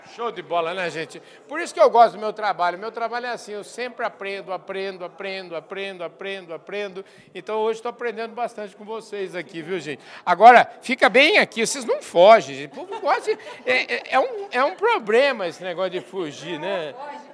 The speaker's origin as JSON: {"language": "Portuguese", "town": "Porangaba", "region": "São Paulo", "country": "Brazil", "said": "minha cidade, Porangaba"}